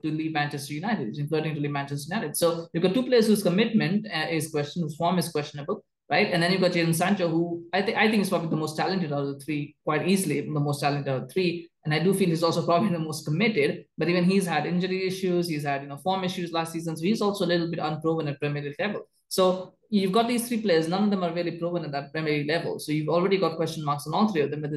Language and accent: English; Canada; as a Canadian